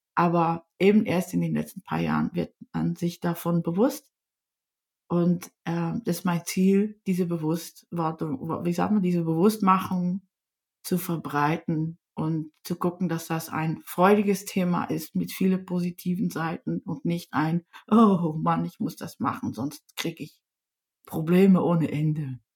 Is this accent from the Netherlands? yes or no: yes; Netherlands; first language Dutch; German is a second language; now in Germany; Ich bin aus Holland, da muss ich euch auch ein bisschen vorwarnen. Ich spreche zwar ziemlich fließend Deutsch